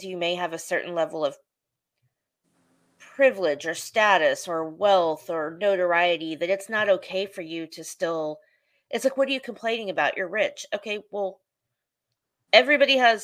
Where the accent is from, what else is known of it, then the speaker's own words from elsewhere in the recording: Oklahoma City, Oklahoma, United States; I'm from Oklahoma City. And so like, Shannon Miller's from my hometown